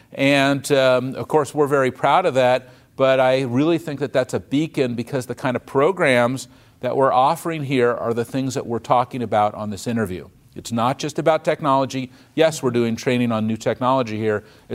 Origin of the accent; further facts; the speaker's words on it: United States; I'm not a Democrat or a Republican. I'm an American.